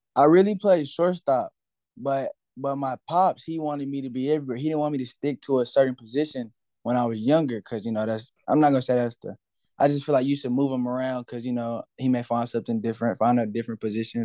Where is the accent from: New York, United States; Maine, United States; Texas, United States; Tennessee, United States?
Texas, United States; Cedar Hill; I'm from Cedar Hill, Cedar Hill, Texas, born and raised